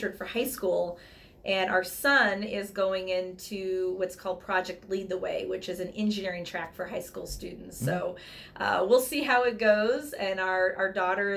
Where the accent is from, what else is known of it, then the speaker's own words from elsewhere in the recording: near St. Louis, Missouri, United States; moved away as an adult; now in Chicago, United States; we grew up near St. Louis, and so home of the 11-time world champion St. Louis Cardinals